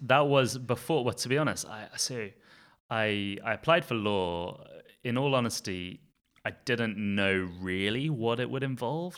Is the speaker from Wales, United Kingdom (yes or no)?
no; Surrey, South East England, United Kingdom; now in Belfast, United Kingdom; I was born in Surrey in England, uh, so southeast of England, um, to a South African father and a Northern Irish mother, and that's where I grew up